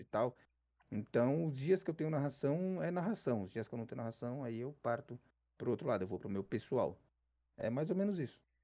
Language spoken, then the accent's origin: Portuguese; São Paulo, Brazil; sou de São Paulo, sou São Paulo, capital. Zona Sul